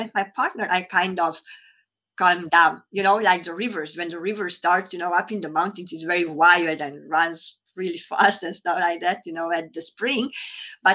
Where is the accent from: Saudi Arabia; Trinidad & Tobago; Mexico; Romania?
Romania; Transylvania; moved away as an adult; also born or lived in Hungary; now in London, United Kingdom; I was born in Romania, in Transylvania, and by that time, it was a communist country. So I experienced a lot of lack. I grew up with a mentality of lack.